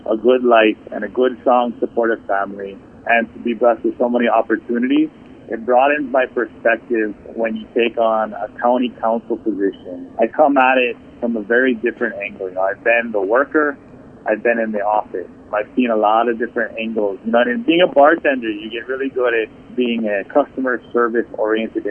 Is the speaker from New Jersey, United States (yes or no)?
no; Hawaii, United States; also born or lived in California; I was born in California and moved here shortly after.